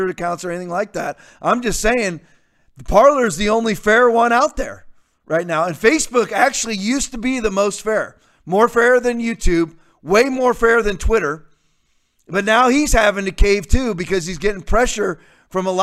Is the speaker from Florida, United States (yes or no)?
yes; North Port, Florida, United States; near my hometown in Northport, Florida